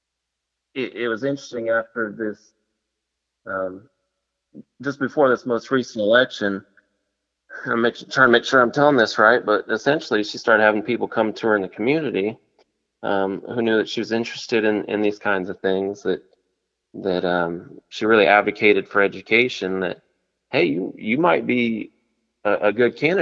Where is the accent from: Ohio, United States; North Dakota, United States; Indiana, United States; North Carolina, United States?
Indiana, United States; Muncie; moved away as an adult; now in Portland, Indiana, United States; I grew up in the Muncie area, went to Muncie Southside